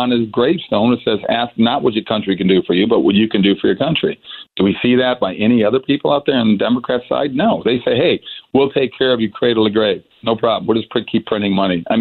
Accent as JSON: {"language": "English", "region": "Minnesota", "country": "United States", "tie": "born or raised there", "said": "I grew up in Minnesota"}